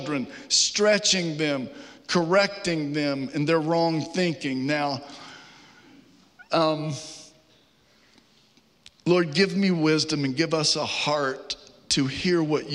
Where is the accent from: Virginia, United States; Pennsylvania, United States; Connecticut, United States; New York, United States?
Virginia, United States; now in Georgia, United States; Growing up in Virginia